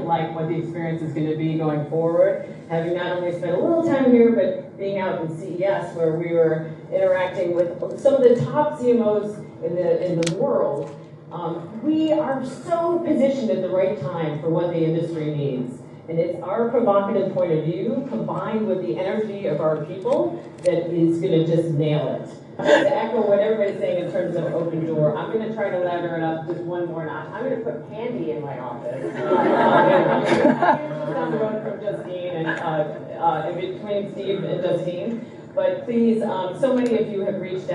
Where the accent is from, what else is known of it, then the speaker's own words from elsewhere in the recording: Australia; I'm Australian.